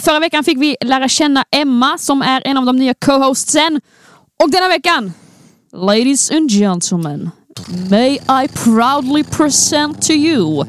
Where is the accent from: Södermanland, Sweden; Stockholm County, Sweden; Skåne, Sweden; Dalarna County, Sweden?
Skåne, Sweden; accent: Scanian (skånska); snacka så mycket skånska det bara går